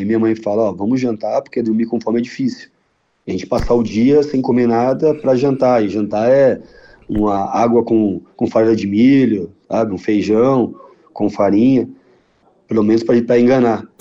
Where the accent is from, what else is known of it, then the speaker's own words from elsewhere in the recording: São Paulo, Brazil; now in Porto Alegre, Brazil; eu sou paulistano, e é, de, é raro, né? Nascer, nascido na capital